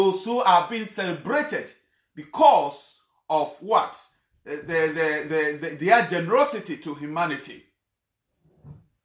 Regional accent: Ghana; I come from Ghana

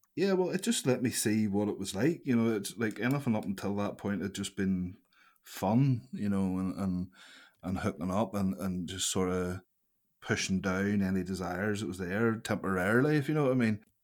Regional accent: Larne, Northern Ireland, United Kingdom; I grew up in Larne, uh, a slice of Curran Castle. It's a wee village just outside

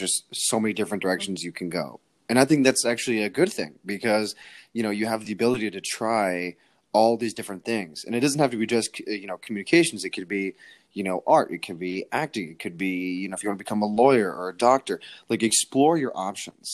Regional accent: Connecticut, United States; we're both from Connecticut

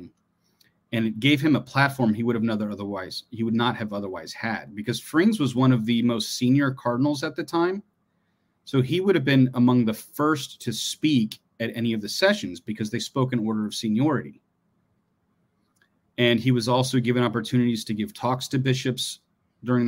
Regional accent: Columbus, Ohio, United States; We're both from Ohio. I was born in Columbus, Ohio

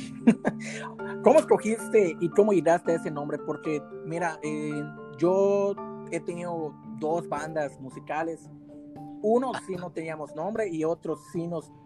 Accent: Yucatán, Mexico; soy yucateco

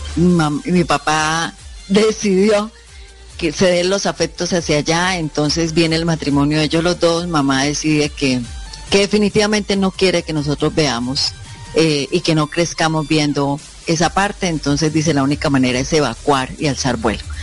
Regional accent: Bucaramanga, Santander, Colombia; also born or lived in Pamplona, Norte de Santander; la ciudad de Bucaramanga, donde yo pues vivo, crecí, eh, hice mi parte académica de colegio

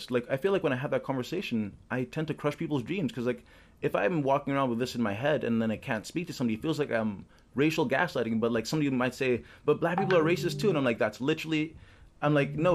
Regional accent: Uganda; moved away as an adult; now in Toronto, Canada; I am not a native Canadian Toronto resident. I am a African diaspora African. I'm from Uganda. And I came here specifically for education. I came here for university.

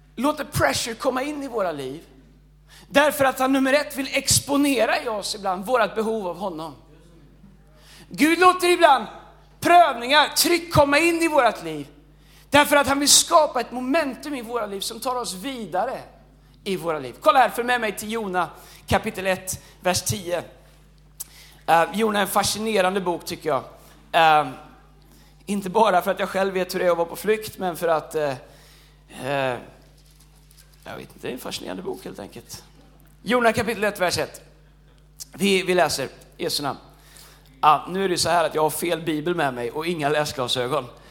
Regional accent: Tidaholm, Västra Götaland, Sweden; Jag är ingen stockholmare, jag är från Tidaholm

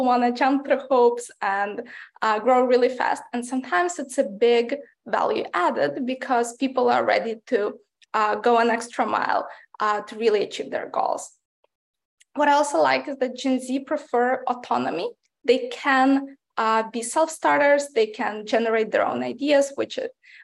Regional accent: Ukraine; moved away; I grew up in Ukraine, which is part of Eastern Europe.

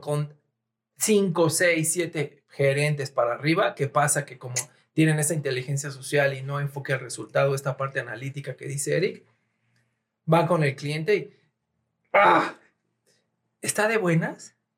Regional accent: Mexico; somos sensibles como mexicanos

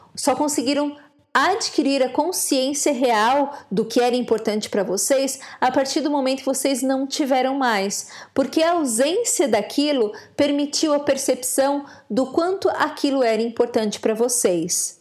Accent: Brazil; moved away as an adult; now in Ireland; na vida adulta, eu saí do Brasil e fui morar na Europa, mais precisamente na Irlanda

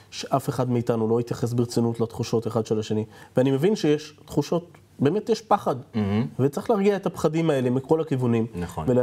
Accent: Yehud, Central District, Israel; נולדתי ביהוד.

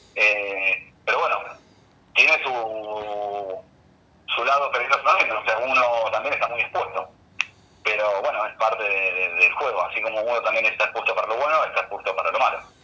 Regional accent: Rosario, Santa Fe, Argentina; salimos de, acá de Rosario

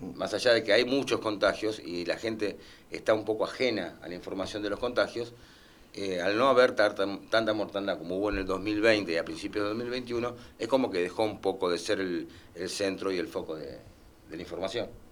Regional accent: Lomas de Zamora, Buenos Aires Province, Argentina; Somos gente que somos del barrio de Loma Zamora, nacidos acá

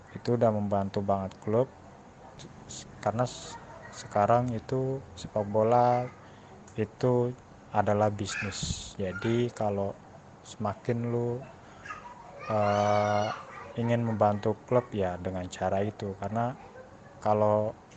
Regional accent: Jakarta, Indonesia; gue ini kan dari Jakarta

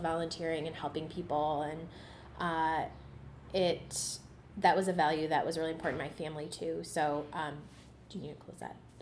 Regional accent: Cleveland, Ohio, United States; I grew up uh, in the West Park neighborhood of Cleveland

